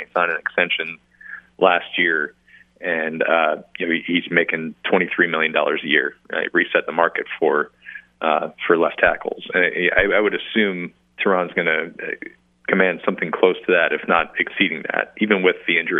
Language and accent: English; Wisconsin, United States; I'm from Wisconsin